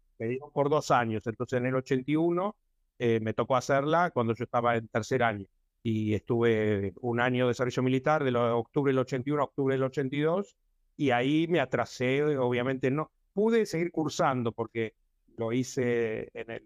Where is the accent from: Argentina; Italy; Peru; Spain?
Argentina; Buenos Aires; moved away as an adult; also born or lived in Barracas, Buenos Aires / Boedo, Buenos Aires; now in Kiryat Ata, Israel; Yo nací en Villa del Parque, hasta estuve hasta los nueve años, de ahí me mudé a Villa Devoto, donde viví hasta que me casé a los 26 años